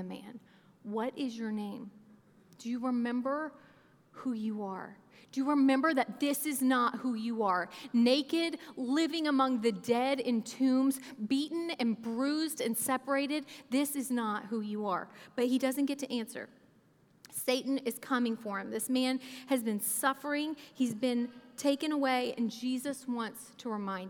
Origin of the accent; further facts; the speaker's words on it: Oklahoma, United States; moved away as an adult; now in Kentucky, United States; I grew up in Oklahoma from ages 8 to 18, so I claim Oklahoma. I've lived in places